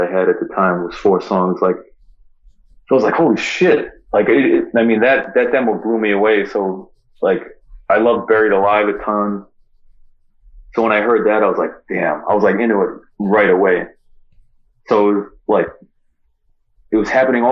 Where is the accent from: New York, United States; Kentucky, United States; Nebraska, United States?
New York, United States; Long Island; moved away as an adult; also born or lived in San Francisco area; growing up in Long Island, where you just feel trapped all the time